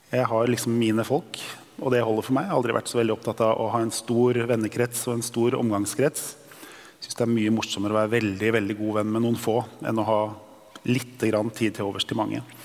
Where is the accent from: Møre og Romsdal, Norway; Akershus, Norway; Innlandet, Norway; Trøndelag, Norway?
Akershus, Norway; Drøbak; Jeg er født og oppvokst i Drøbak